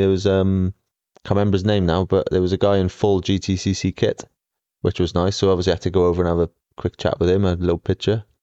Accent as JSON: {"language": "English", "country": "Australia", "accent": "Aussie", "said": "my Aussie accent"}